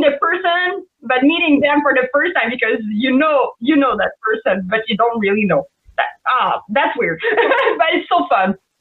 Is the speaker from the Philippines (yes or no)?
no; Canada; accent: French Canadian; English is a second language; I'm a French Canadian for everybody that didn't know with my accent.